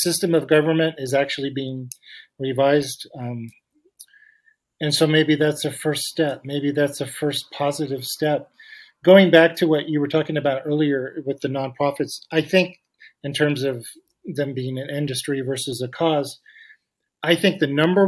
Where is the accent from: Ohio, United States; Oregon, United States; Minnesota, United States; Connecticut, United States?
Oregon, United States; Eugene; also born or lived in Portland, Oregon; growing up in Eugene